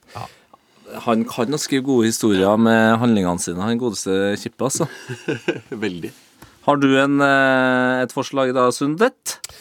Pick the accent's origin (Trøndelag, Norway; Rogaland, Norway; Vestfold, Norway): Trøndelag, Norway; jeg er jo trønder